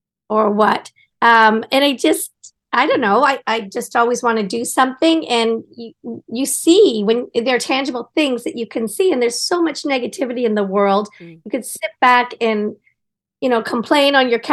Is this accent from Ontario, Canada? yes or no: yes; Collingwood, Ontario, Canada; also born or lived in Ottawa / Japan; now in Toronto, Canada; I grew up in Collingwood, and my dad was mayor, actually, of Collingwood